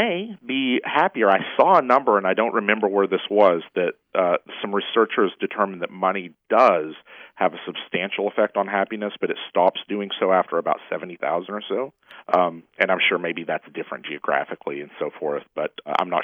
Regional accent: Cleveland, Tennessee, United States; now in Los Angeles, United States; the town that I grew up with in Cleveland, Tennessee

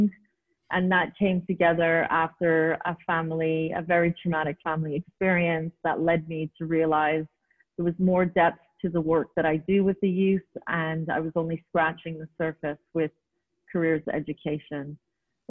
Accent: Montreal, Quebec, Canada; moved away as an adult; now in United Arab Emirates; I was born and raised in Montreal, Quebec, Canada, and was there for all of my childhood and then moved to the United Arab Emirates back in the late 90s

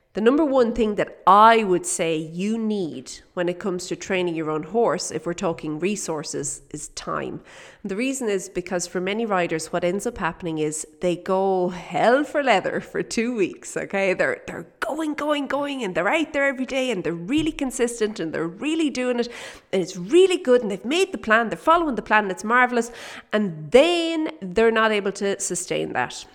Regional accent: Kildare, Leinster, Ireland; moved away as an adult; now in South Africa; we're from Kildare

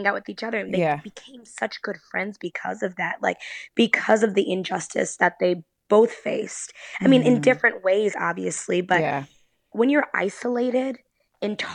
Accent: Chicago, Illinois, United States; I grew up in Beverly during a time, Beverly, Chicago, when it was predominantly white.

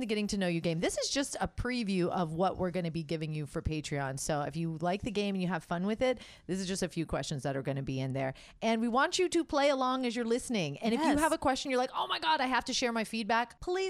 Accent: Florida, United States; moved away as an adult; now in Las Vegas, United States; Before I moved to Vegas, my friend was living out here and I said, I can't move to Vegas because I was from Florida.

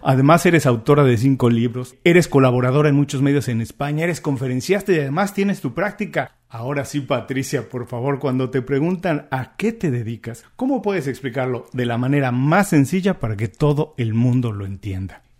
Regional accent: Mexico; now in Miami, United States; yo soy mexicano, vivo en Estados Unidos, en Miami

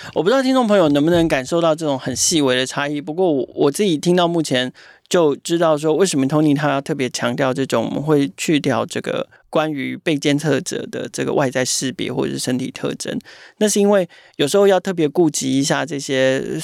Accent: Taipei, Taiwan; 我们台北人就是冷漠又现实

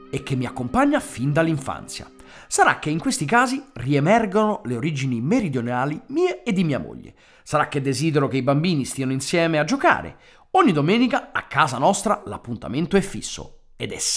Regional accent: San Francisco, California, United States; born there; basta sentirmi parlare per capire che sono nato a San Francisco, of course. Can't you hear it? Anche se tutti pensano che io sia venuto al mondo nel cuore della romanità, in realtà sono nato sull'Oceano Pacifico.

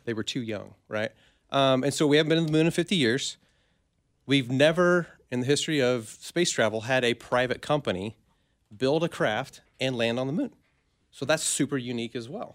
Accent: Minneapolis, Kansas, United States; I'm from a Minneapolis, Kansas, a tiny town

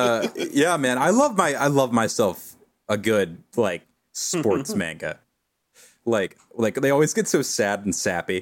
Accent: the South, United States; growing up in the South

